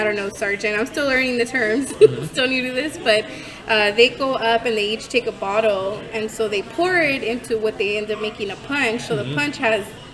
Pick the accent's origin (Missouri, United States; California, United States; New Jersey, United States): California, United States; I was from California